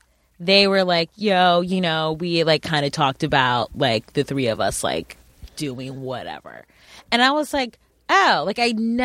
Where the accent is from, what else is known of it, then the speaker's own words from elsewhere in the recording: Cleveland, Ohio, United States; I'm like from Cleveland.